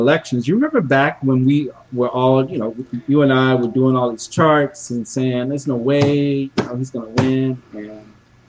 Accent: Georgia, United States; now in California, United States; my home state, you know, Georgia.

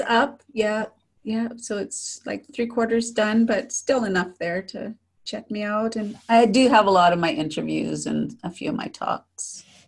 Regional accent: Saskatchewan, Canada; moved away; also born or lived in Calgary, Alberta; I have a lot of lot of friends in Saskatchewan where I grew up

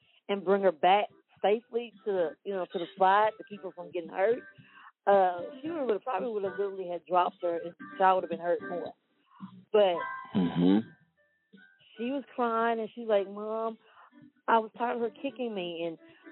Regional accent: Wortham, Texas, United States; I grew up in Wortham. I graduated from Wortham.

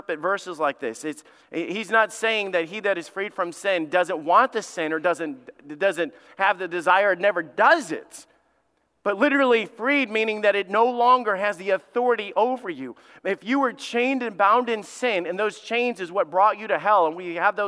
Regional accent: Alabama, United States; my family understands this because we grew up in Alabama

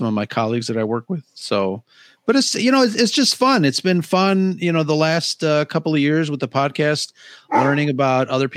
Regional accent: Chicago, Illinois, United States; I grew up in Chicago

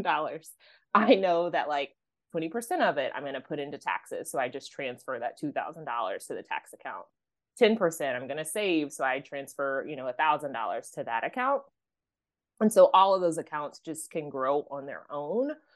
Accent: Oklahoma, United States; I grew up in Oklahoma

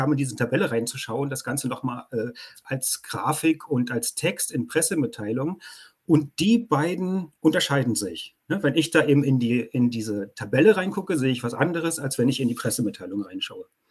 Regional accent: Germany; bei uns in Deutschland

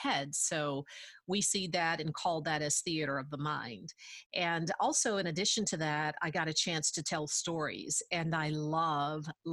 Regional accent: Tuscumbia, Alabama, United States; I am actually from the Shoals area. I was born and reared in Tuscumbia, went through the Tuscumbia system

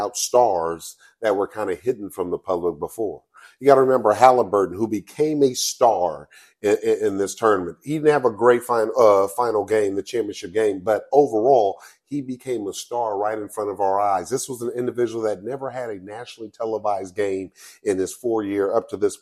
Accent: Los Angeles, California, United States; we are from Los Angeles, California

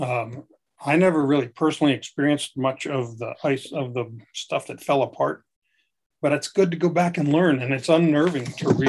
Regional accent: Pennsylvania, United States; moved away; where I grew up in Pennsylvania

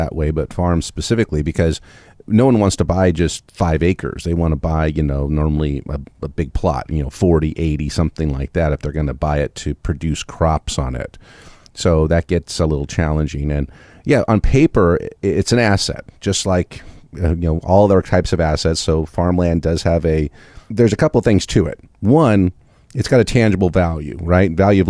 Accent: California, United States; No, because I grew up in California.

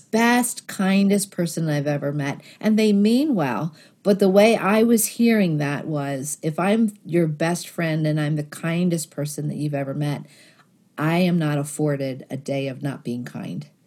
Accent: Philadelphia, Pennsylvania, United States; I grew up in Northeast Philadelphia

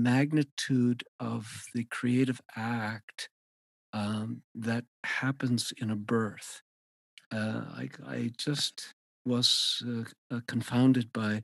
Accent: Montana, United States; moved away as an adult; also born or lived in New York City; I'm from Montana, which is where I am now, grew up here

